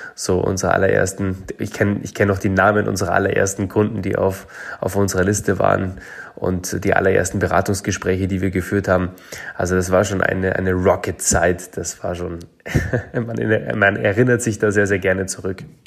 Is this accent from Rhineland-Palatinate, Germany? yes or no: no; Munich, Bavaria, Germany; Ich bin in München groß geworden